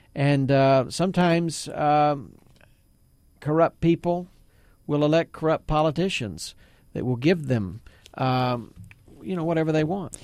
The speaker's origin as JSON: {"language": "English", "region": "Texas", "country": "United States", "tie": "born or raised there", "said": "I grew up in Texas."}